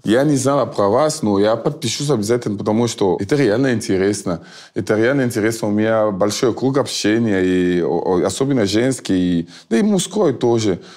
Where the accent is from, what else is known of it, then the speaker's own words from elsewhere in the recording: Cameroon; Russian is a second language; also born or lived in France; now in Russia; я из Камеруна, я просто жил во Франции.